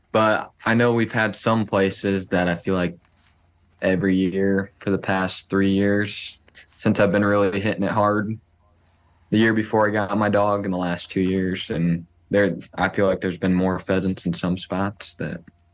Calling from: Cedar Falls, Iowa, United States; I am calling from Cedar Falls, Waterloo area of Iowa, and I run a German short hair pointer.

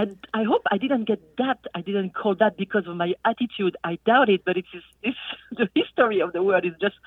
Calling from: Fairbanks, Alaska, United States; I am calling from Fairbanks, Alaska.

